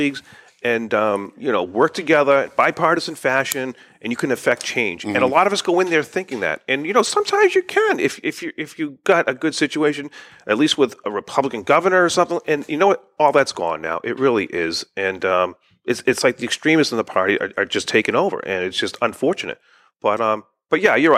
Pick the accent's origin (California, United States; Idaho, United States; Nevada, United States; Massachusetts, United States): Massachusetts, United States; Woburn; I grew up in Woburn